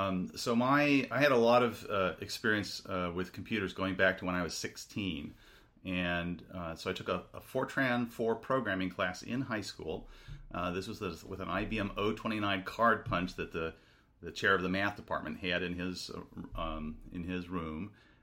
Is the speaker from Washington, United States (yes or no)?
yes; Seattle, Washington, United States; So, I grew up in Seattle. My first airplane flight was off to Chicago for Northwestern in 1978.